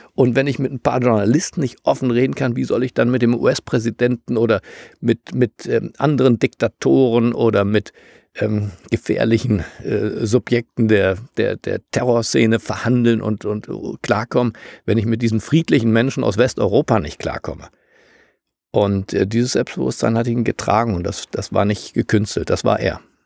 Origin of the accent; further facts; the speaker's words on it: Germany; für mich als Deutscher